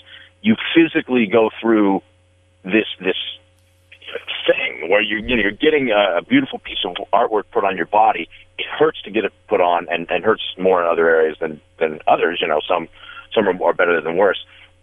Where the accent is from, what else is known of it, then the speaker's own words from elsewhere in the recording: Las Vegas, Nevada, United States; growing up in Vegas when I did